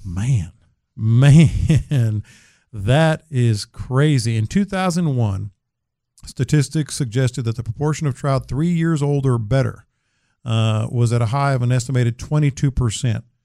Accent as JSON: {"language": "English", "town": "San Antonio", "region": "Texas", "country": "United States", "tie": "born or raised there", "said": "growing up in San Antonio"}